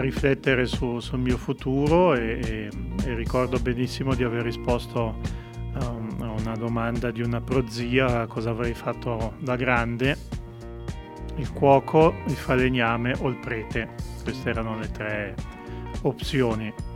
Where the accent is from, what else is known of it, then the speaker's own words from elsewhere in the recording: Montagnola, Ticino, Switzerland; io sono nato e cresciuto a Montagnola